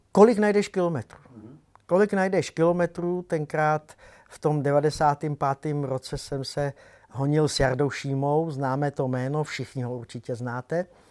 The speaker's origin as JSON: {"language": "Czech", "region": "Prague", "country": "Czechia", "said": "taky jsem Pražák"}